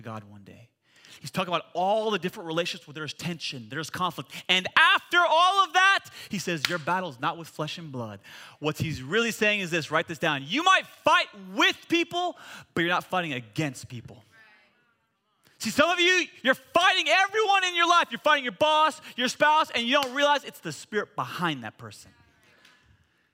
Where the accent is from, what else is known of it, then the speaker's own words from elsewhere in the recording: United States; I'm an American